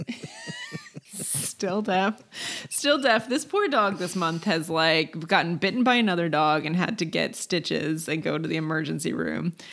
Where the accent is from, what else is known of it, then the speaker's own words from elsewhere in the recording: Maryland, United States; I'm from Maryland, which is a big lacrosse state